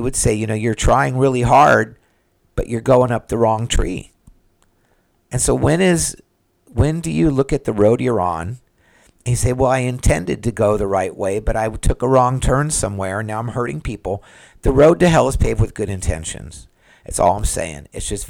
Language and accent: English; California, United States; now in Florida, United States; I moved to Florida, and I was from California. And I'm not in California right now, so I don't know what's happening there.